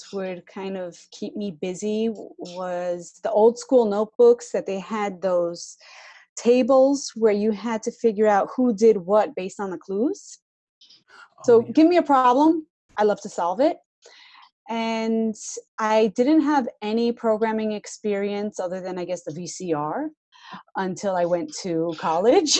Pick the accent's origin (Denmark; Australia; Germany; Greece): Greece; Athens, Attica; I'm from Athens, so we don't really see snow.